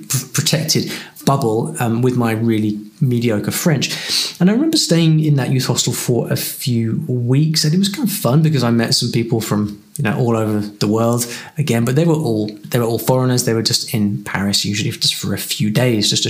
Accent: United Kingdom; I'm from the UK

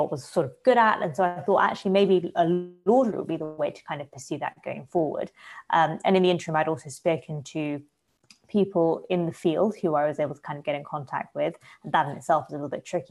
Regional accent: London, United Kingdom; also born or lived in Bristol; I was born and grew up in London

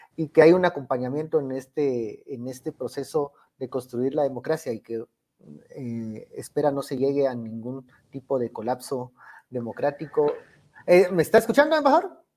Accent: Guatemala; como decimos aquí en Guatemala

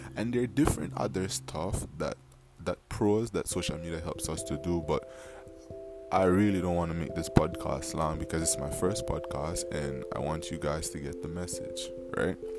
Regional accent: Belize; also born or lived in Dangriga, Belize; I'm from Belize.

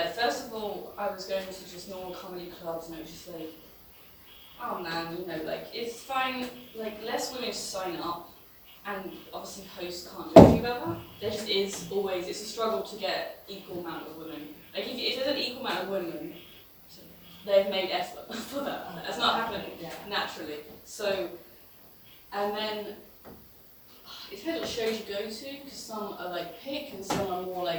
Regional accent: England, United Kingdom; now in Berlin, Germany; I'm English

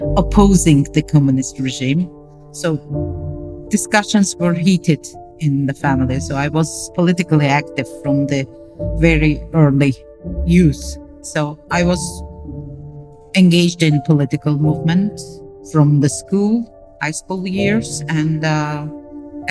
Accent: Azerbaijan; I was born in Azerbaijan, which was part of Soviet Socialist Union back then, USSR.

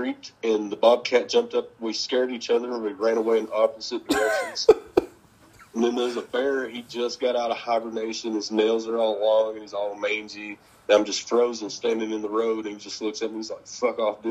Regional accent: the South, United States; I am from the South.

